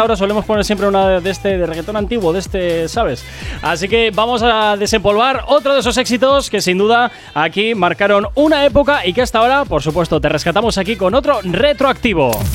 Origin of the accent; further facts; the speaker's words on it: Basque Country, Spain; como buen vasco